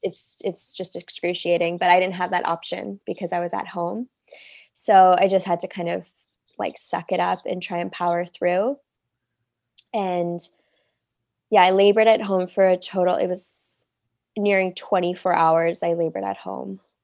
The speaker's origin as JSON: {"language": "English", "town": "Toronto", "region": "Ontario", "country": "Canada", "moved": "as an adult", "lives_now": "Cannes, France", "said": "I'm from Toronto, Canada, but I live in Cannes, France right now"}